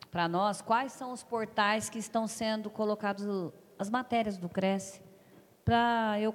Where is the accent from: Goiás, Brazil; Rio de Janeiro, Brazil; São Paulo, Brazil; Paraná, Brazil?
São Paulo, Brazil; Franca; nós temos vários grupos de corretores e o a é Franca, eu sou de Franca.